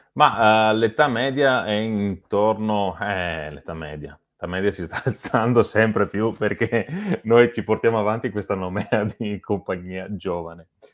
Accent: Lonigo, Veneto, Italy; noi siamo di Lonigo

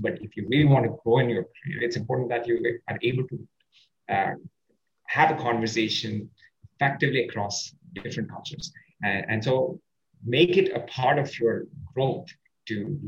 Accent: India; English is a second language

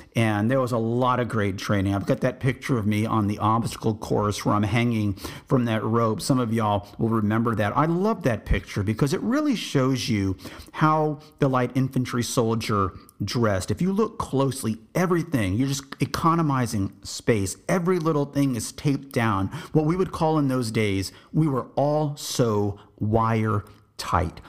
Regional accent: Texas, United States; I'm from Texas. I said, I'm, I'm American

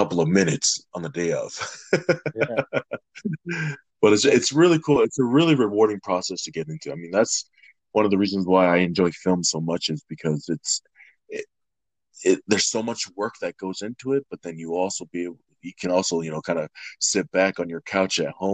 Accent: Salt Lake City, Utah, United States; also born or lived in Nampa, Idaho / New Zealand / Hawaii; Born in Idaho, raised in Utah, graduated from Bingham High School

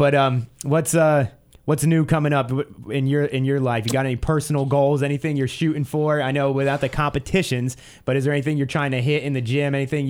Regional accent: Pennsylvania, United States; I've only gone skiing and only on the East Coast when I was growing up in the Poconos.

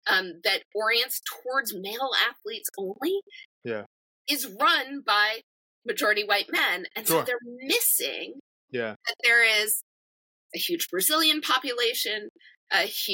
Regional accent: New Jersey, United States; now in Boston, United States; and I grew up in New Jersey, right?

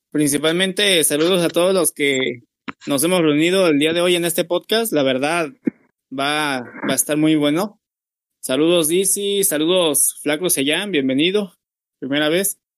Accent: Mexico; nosotros como mexicanos, fíjate, recordamos esa, muy memorable eh, victoria

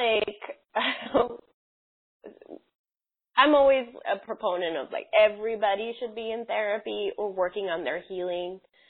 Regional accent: Southwest, United States; I grew up in the Southwest, different cities in the Southwest.

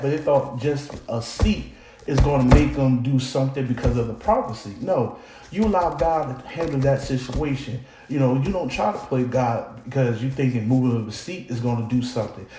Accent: Newark, New Jersey, United States; I'm from Newark, New Jersey

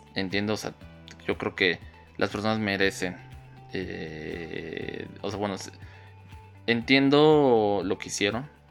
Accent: Mexico; aquí en mi país

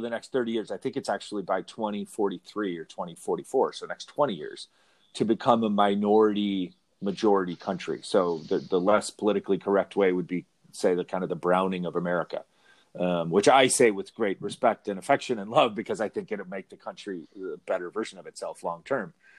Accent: Chicago, Illinois, United States; also born or lived in Arizona; now in California, United States; I'm not from here originally. I'm from Chicago, and then I lived in Arizona

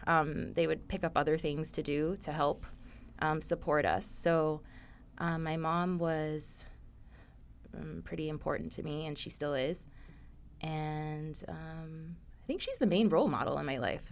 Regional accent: Coconut Creek, Florida, United States; I grew up in Coconut Creek, Florida, which is near Fort Lauderdale

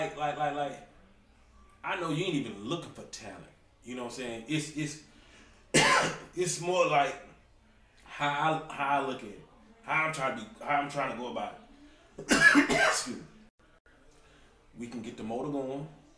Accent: Gadsden, South Carolina, United States; also born or lived in Spartanburg, South Carolina; Born and raised in Gadsden, South Carolina, 864 area, my stomping ground.

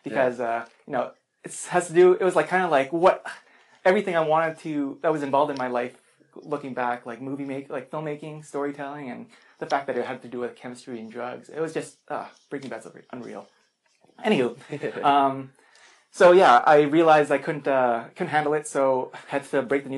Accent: Regina, Saskatchewan, Canada; also born or lived in Philippines; I'm from Regina originally

